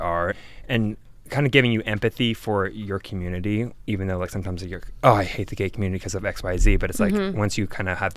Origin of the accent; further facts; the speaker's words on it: Atlanta, Georgia, United States; also born or lived in Mississippi; I'm from Atlanta